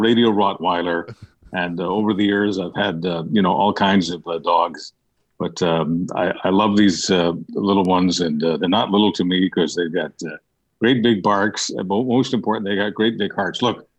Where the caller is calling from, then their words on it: British Columbia, Canada; I'm in British Columbia